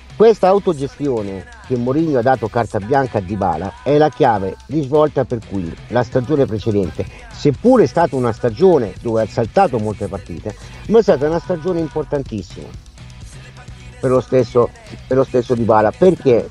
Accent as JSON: {"language": "Italian", "region": "Emilia-Romagna", "country": "Italy", "tie": "born or raised there", "accent": "Romagnolo", "moved": "yes", "said": "se sono nati e cresciuti in Romagna, eh, il mio accento rimane questo"}